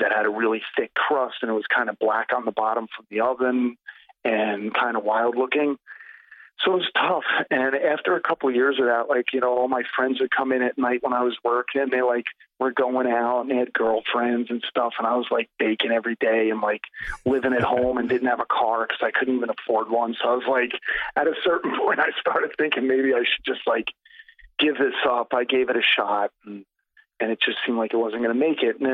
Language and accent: English; New Jersey, United States; I'm born and raised in New Jersey